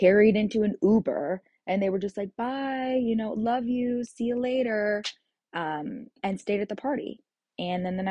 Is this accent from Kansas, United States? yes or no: yes; Kansas, United States; moved away as an adult; I moved back to Kansas, and I'm back here in my hometown.